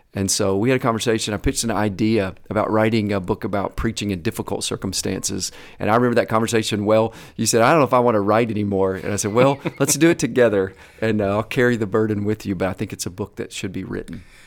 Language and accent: English; Kentucky, United States; also born or lived in Atlanta, Georgia; I grew up primarily in Kentucky